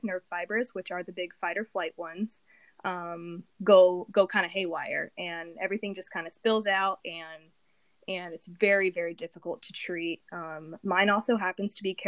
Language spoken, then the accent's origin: English; Indiana, United States; I'm from Indiana, like Will